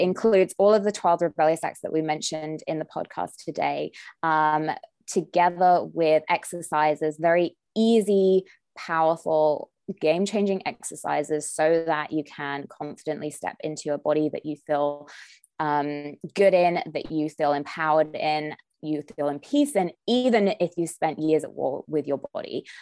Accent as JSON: {"language": "English", "country": "United Kingdom", "moved": "as an adult", "lives_now": "Southern California, United States", "said": "when I first moved to Southern California, I'm British"}